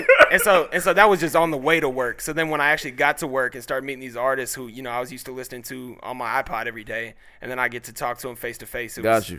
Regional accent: Indianapolis, Indiana, United States; as a Midwest kid really inspired Delaware. So the meaning behind the project is Delaware was the street I was born on in Indy.

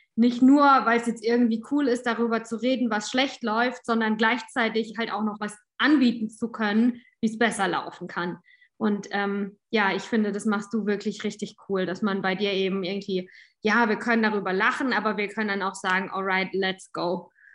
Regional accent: Southern Germany, Germany; Ich komme aus Süddeutschland

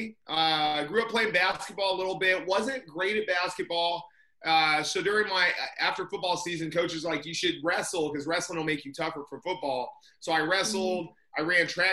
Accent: Indiana, United States; moved away as an adult; also born or lived in California; I'm from Indiana.

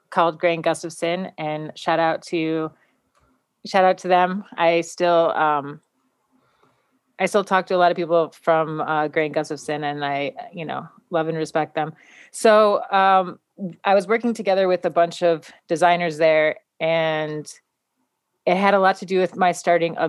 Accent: Buffalo, New York, United States; now in New York City, United States; where I grew up in Buffalo, like South Buffalo

